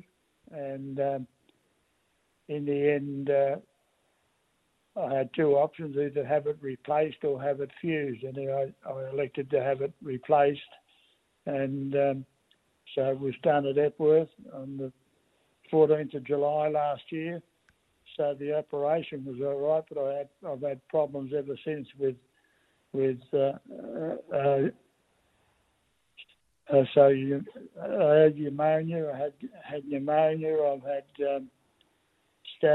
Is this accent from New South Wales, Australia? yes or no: no; Melbourne, Victoria, Australia; now in Ballarat, Australia; I was born in Holberg Street, Mooney Ponds, and in 1939